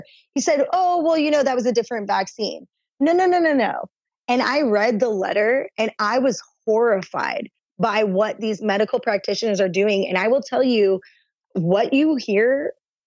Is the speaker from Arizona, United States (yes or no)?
yes; Arizona, United States; moved away as an adult; now in Hawaii, United States; I'm originally from Arizona, and I will say I've been out here around 11 years.